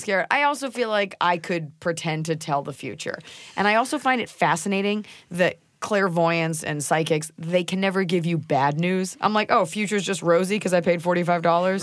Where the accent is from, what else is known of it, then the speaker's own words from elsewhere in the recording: Texas, United States; I'm from Texas